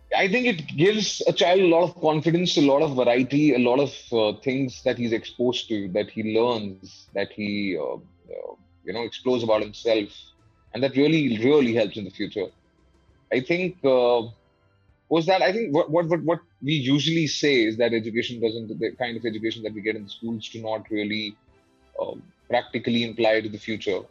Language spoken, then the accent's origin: English; Delhi, India; I was born and brought up in Delhi. I was raised in Delhi.